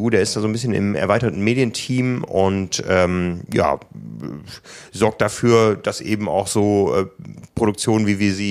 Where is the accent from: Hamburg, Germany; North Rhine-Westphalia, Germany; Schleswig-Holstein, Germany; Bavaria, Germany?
Hamburg, Germany; Ja, ich glaube, das geht in Frankfurt dann so ähnlich wie bei uns in Hamburg